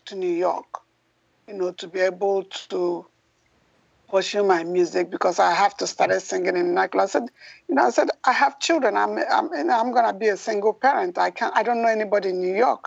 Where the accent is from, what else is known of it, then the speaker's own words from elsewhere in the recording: Nigeria; now in United States; Originally, I was born and raised in Nigeria, and I came here. I've been here a long time. A U.S. Citizen